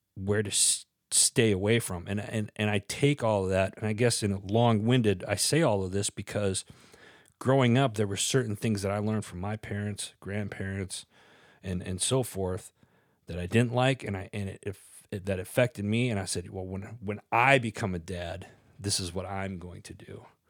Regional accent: Wisconsin, United States; born or raised there

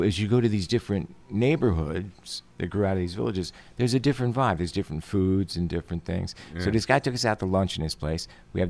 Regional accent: Stroudsburg, Pennsylvania, United States; When I was a little kid, there was a tiny little two-block area of my hometown, Stroudsburg, Pennsylvania, the Italian section.

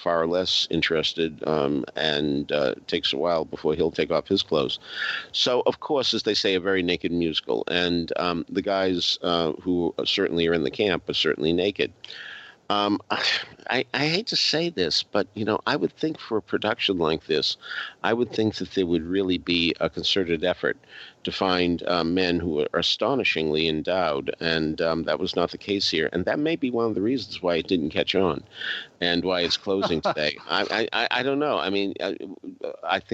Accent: Arlington, Massachusetts, United States; my hometown of Arlington, Massachusetts

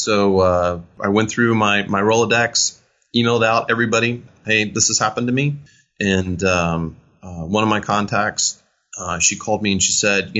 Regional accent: Italy; born there; Well, I was born in Italy. My dad was in the Navy, and I just have this affinity for everything Italian.

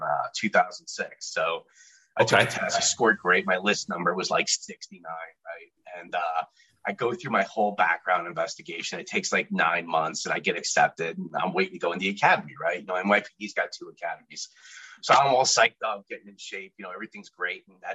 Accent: New Jersey, United States; also born or lived in Brooklyn, New York / Staten Island, New York; now in Washington, D.C., United States; I'm originally actually from Brooklyn, New York. I was born in my Maimonides Hospital, growing up. We live in Staten Island. We stayed there until about second grade before we made the move to New Jersey.

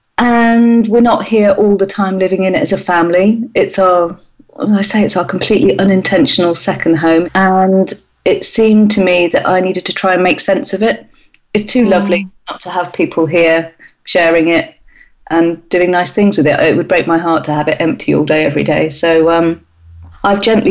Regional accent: North Somerset, South West England, United Kingdom; moved away; also born or lived in Australia / Sweden / Bristol; It's in a small village in North Somerset, and it's a building that I could see out of the bathroom window of the house I grew up

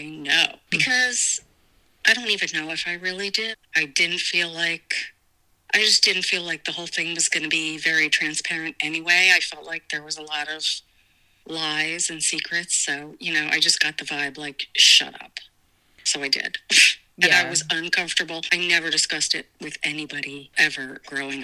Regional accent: New York City, New York, United States; I was adopted from Angel Guardian Orphanage, or Angel Guardian Home, I think it was called back then, in Brooklyn

